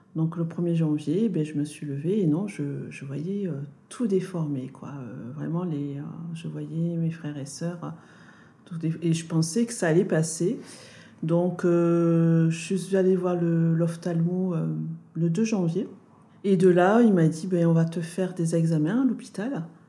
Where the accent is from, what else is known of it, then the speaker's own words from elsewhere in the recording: Toulouse, Occitania, France; je suis née à Toulouse